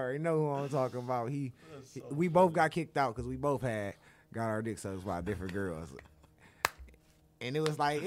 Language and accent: English; Detroit, Michigan, United States; I'm from Detroit, Michigan, you feel me? I'm from the southwest of Detroit.